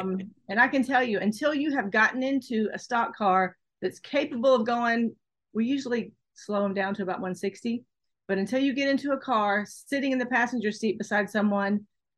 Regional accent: Florida, United States; now in Kentucky, United States; I grew up drag racing in Florida.

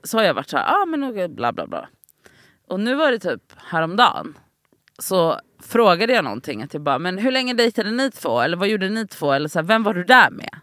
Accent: Gothenburg, Västra Götaland, Sweden; moved away; jag har varit hemma i Göteborg en helg och varit mycket med mina syskonbarn

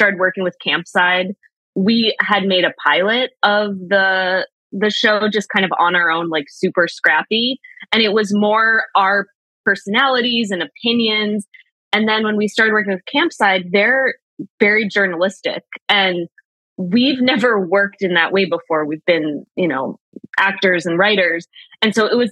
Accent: Lexington, Massachusetts, United States; we grew up in Massachusetts, not Arizona. Lexington

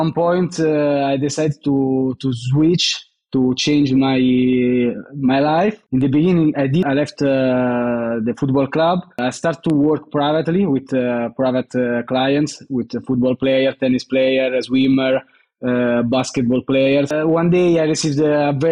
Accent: Rome, Lazio, Italy; I'm from Rome.

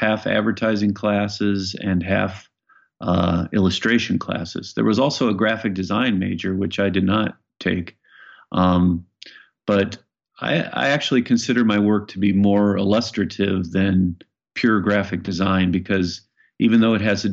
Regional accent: Iowa, United States; moved away as an adult; also born or lived in Los Angeles, California; now in Bainbridge Island, United States; I grew up in Iowa

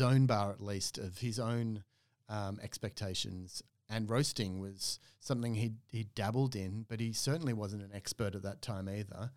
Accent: Australia; moved away as an adult; also born or lived in Oslo, Norway; as an Australian

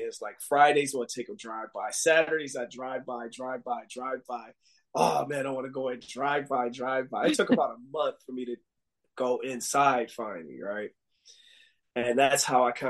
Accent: Buffalo, New York, United States; moved away as an adult; also born or lived in Hawaii; I moved back from Hawaii back to home in Buffalo, New York

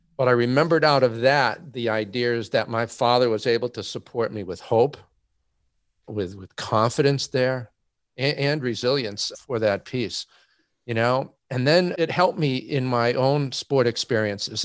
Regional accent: Massachusetts, United States; now in Indiana, United States; I'm a Massachusetts native, currently living uh, in Indiana

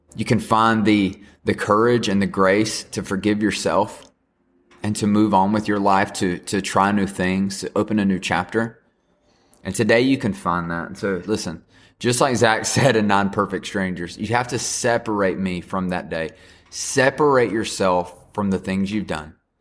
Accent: the South, United States; I'm just from the South and can't say things correctly.

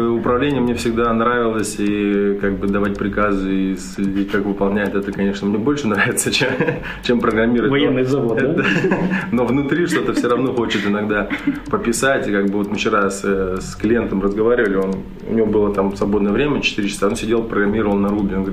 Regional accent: Russia; А, только я вообще родом не из Санкт-Петербурга, а из э, небольшого военного городка между Свердловском и Челябинском.

